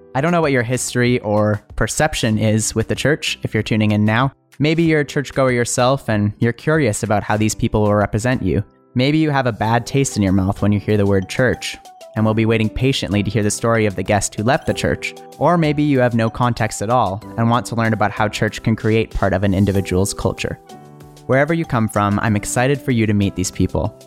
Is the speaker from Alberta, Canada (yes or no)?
yes; Alberta, Canada; I grew up here in Alberta, Canada.